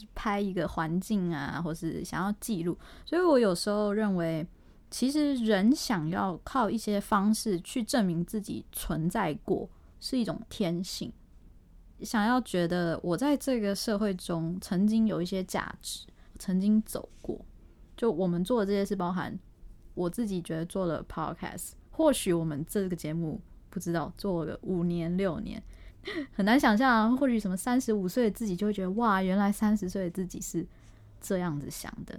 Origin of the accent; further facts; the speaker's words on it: Taiwan; 我们台湾人